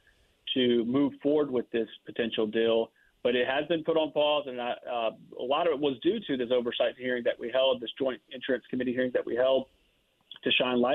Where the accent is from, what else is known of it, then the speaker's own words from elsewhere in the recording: Lake Charles, Louisiana, United States; I'm from the Lake Charles area.